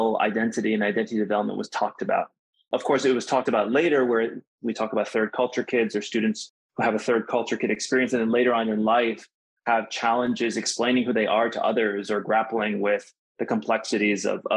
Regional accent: United States; moved away as an adult; growing up in the United States and being biracial, being multicultural, starting multilingual, then becoming monolingual

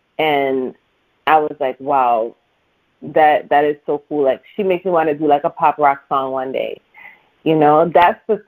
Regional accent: Canada; now in Toronto, Canada; I'm working with a Canadian producer, Derek Brin from my hometown.

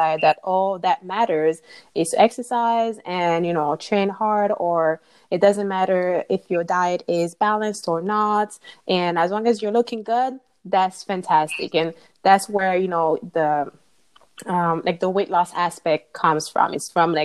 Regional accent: Martinique; now in Indiana, United States; So currently I live in Indiana, but I'm originally from Martinique in the Caribbean.

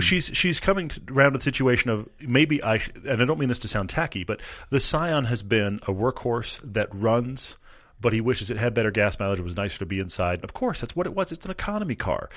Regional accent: Texas, United States; I'm a Texan

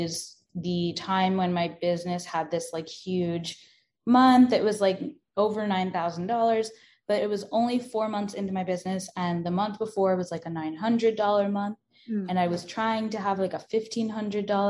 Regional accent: New York, United States; I grew up in New York with a lot of trains.

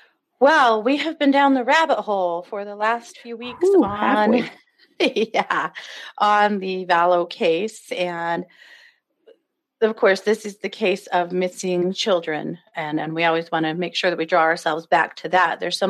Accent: Rexburg, Idaho, United States; this case is taking place in my hometown, well, both of our hometown, and the town I live in and the town that Christy is not far from. Yep. And this is happening in Rexburg, Idaho.

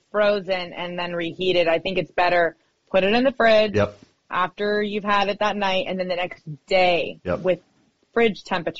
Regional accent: Oregon, United States; even though I'm from Oregon.

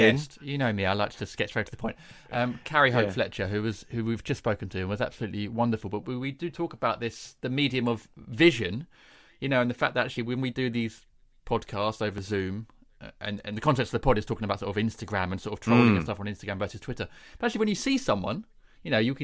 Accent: Kent, South East England, United Kingdom; accent: home counties; I grew up in Kent

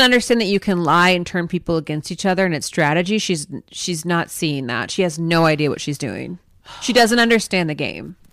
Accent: Minnesota, United States; we're from Minnesota, so those are the sports that I grew up doing.

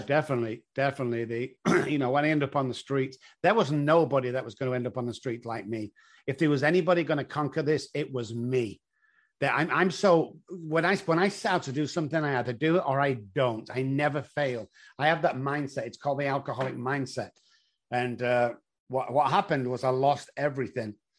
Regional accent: Manchester, North West England, United Kingdom; moved away as an adult; now in San Antonio, United States; I come from Manchester in England

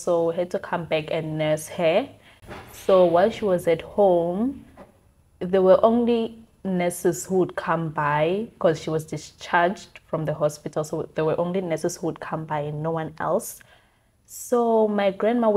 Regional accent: Giyani, Limpopo, South Africa; moved away; also born or lived in Cape Town, South Africa; So I'm from Limpopo in a town called

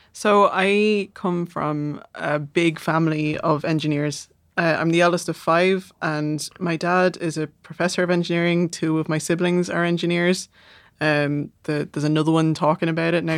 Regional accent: Dublin, Leinster, Ireland; accent: south side Dublin; moved away as an adult; also born or lived in Manchester, England; I just moved back to the south side after eight years away

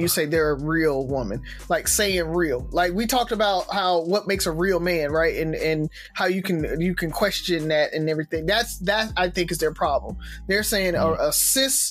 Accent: Mobile, Alabama, United States; now in Birmingham, United States; I know I'm from Mobile

